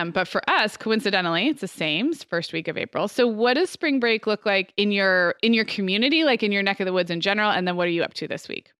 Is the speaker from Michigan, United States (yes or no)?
no; California, United States; now in Arizona, United States; growing up in California, living in Arizona